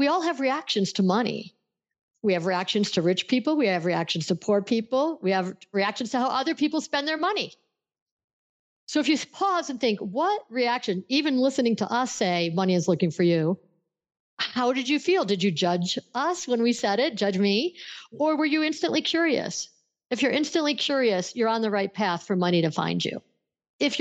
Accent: Buffalo, New York, United States; I grew up in Buffalo, New York, which straddles the Canadian border and the state of New York

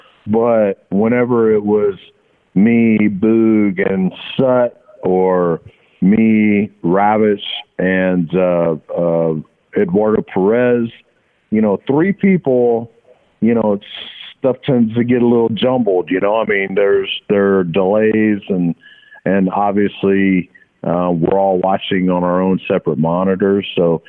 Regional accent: Pierson, Florida, United States; also born or lived in Jacksonville, United States; This is about my hometown of Pearson, Florida. This is about where I went to high school in Jacksonville for 3 years, where I boarded.

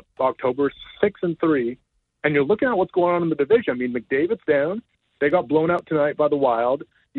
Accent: Canada; it's never too early to scoreboard watch as a Canadian hockey fan, right?

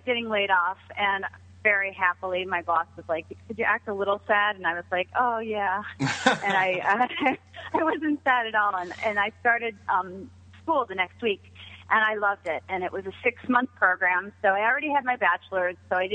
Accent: Ohio, United States; moved away as an adult; also born or lived in New York City; I grew up in Ohio. I moved to New York City because that's where all the good architects were

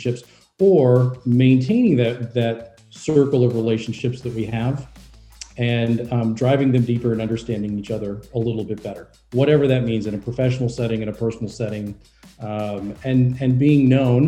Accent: Louisville, Kentucky, United States; moved away; my hometown, Louisville, Kentucky

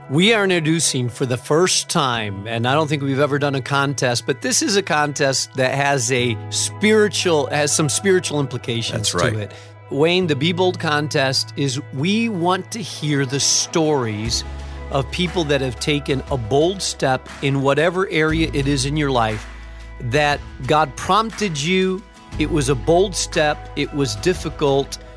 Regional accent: Spain; moved away; I was raised in Spain

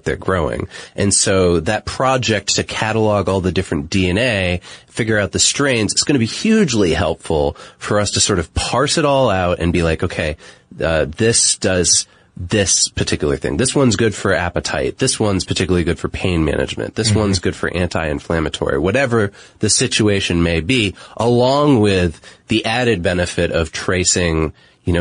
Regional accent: United States; I'm speaking as an American and living in American culture.

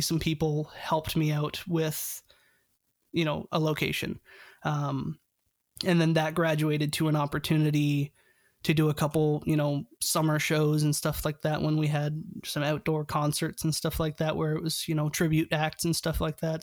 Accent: Canada; I'm Canadian

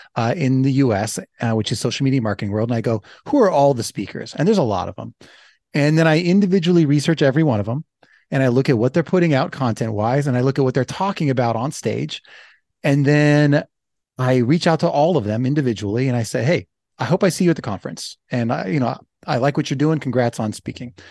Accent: Los Angeles, California, United States; I'm from Los Angeles

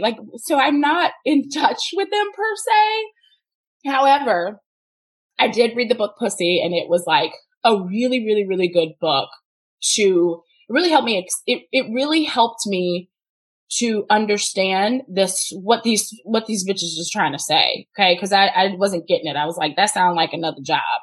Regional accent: the Bible Belt, Southern United States, United States; I grew up in the Bible Belt

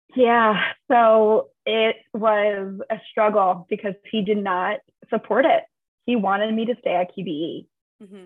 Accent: Long Beach, New York, United States; moved away as an adult; also born or lived in Manhattan, New York; now in San Francisco, United States; I grew up in New York. Um, grew up in Long Beach on Long Island

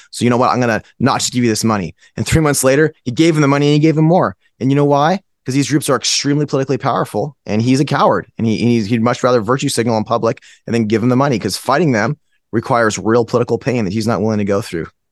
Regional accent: Fremont, California, United States; moved away as an adult; also born or lived in Palo Alto, California; now in Texas, United States; I'm from Fremont, California. I went to high school there. I went to school in Palo Alto. So I, I was in California my whole life

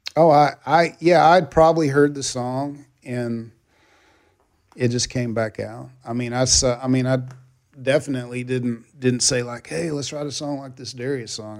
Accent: Texas, United States; I grew up in Texas

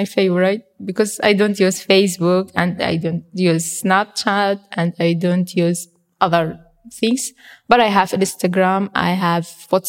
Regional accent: Duhok, Kurdistan Region, Iraq; I came from Duhok.

